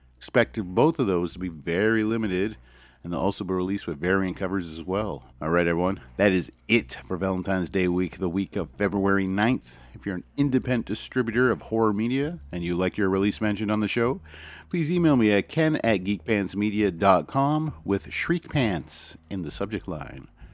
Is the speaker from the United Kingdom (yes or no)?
no; Canada; As a Canadian